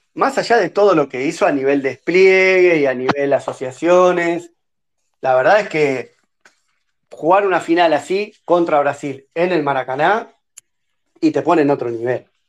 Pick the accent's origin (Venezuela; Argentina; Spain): Argentina